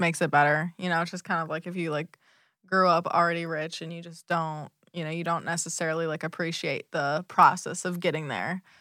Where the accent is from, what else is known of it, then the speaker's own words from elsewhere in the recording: Michigan, United States; now in Southwest Florida, United States; I grew up in Michigan